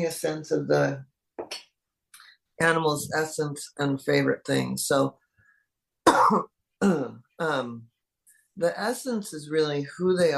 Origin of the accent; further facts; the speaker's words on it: Seattle, Washington, United States; moved away; growing up in Seattle